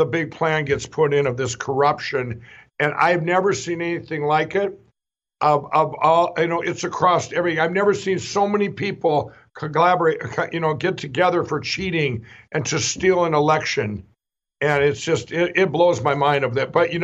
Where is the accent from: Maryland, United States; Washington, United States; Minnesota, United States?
Minnesota, United States; My home state of Minnesota, where I was the honorary chairman of the Trump campaign